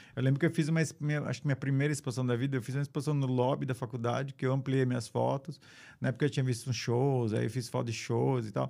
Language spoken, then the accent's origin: Portuguese; São Paulo, Brazil; moved away as an adult; also born or lived in São Caetano do Sul, Brazil / California, United States; eu nasci em São Caetano do Sul, sou de São Paulo, cresci, cresci em São Paulo